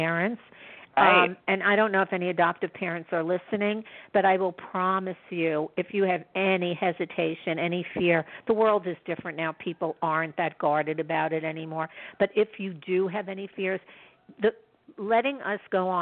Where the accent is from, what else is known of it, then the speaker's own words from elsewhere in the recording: New York City, New York, United States; also born or lived in Manhattan; go to the city from the Bronx